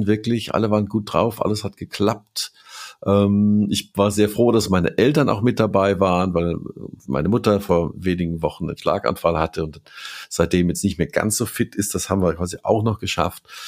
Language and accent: German; Germany; als Deutscher